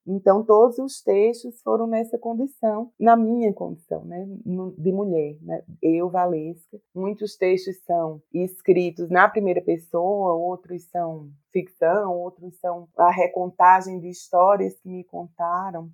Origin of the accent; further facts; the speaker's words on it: Campina Grande, Paraíba, Brazil; moved away as an adult; now in Brasília, Brazil; eu sou paraibana, nordestina